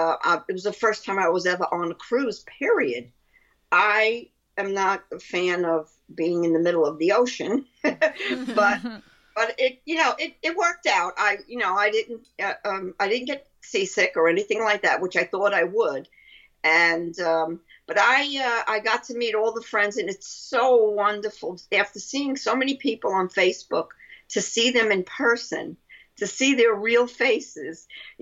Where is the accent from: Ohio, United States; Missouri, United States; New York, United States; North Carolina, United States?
New York, United States; Brooklyn; accent: Brooklyn; That's my Brooklyn accent.